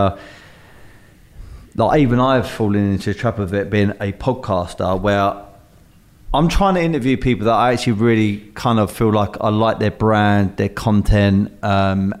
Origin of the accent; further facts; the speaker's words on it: London, United Kingdom; I'm from South London